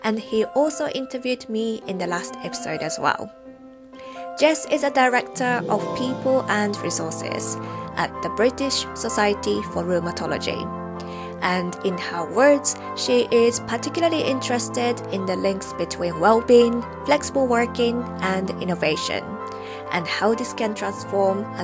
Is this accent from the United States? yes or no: no; Japan; moved away; I grew up near the sea in Japan